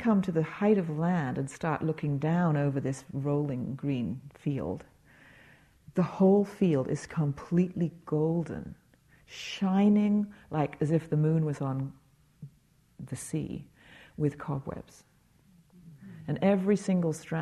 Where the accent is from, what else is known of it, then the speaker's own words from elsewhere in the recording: England, United Kingdom; moved away; I grew up in England